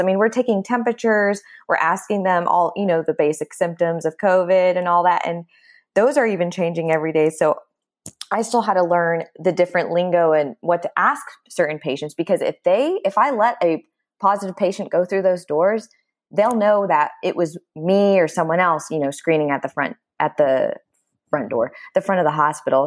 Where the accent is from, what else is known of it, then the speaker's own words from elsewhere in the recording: Dallas, Texas, United States; moved away as an adult; now in Austin, United States; I am from Dallas, Texas, but I've been living in Austin, Texas for the past fourteen years.